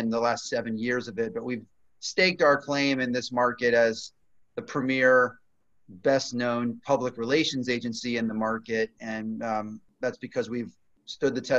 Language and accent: English; Virginia Beach, Virginia, United States; also born or lived in Washington, D.C. / Maryland; from Virginia Beach, local Kempsville High, UVA for undergrad